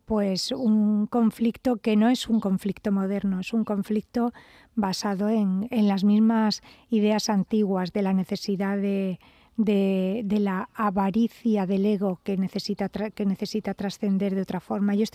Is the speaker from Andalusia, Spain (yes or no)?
yes; Almería, Andalusia, Spain; yo soy andaluza por los cuatro estados. o sea, yo soy hija de funcionarios